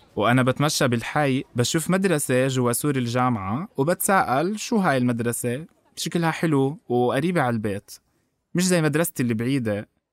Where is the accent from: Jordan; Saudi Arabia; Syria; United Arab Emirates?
Jordan; Amman, Amman Governorate; أنا من عمان. انولدت هون، وطول عمري عايش هون